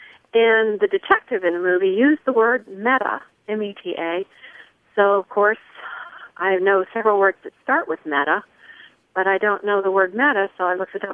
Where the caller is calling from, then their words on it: Greeneville, Tennessee, United States; I'm calling you from Greenville, Tennessee.